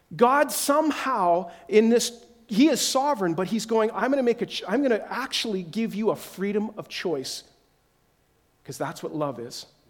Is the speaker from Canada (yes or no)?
yes; Whitehorse, Yukon, Canada; moved away; I'm again from Whitehorse, Yukon, is my original where we came from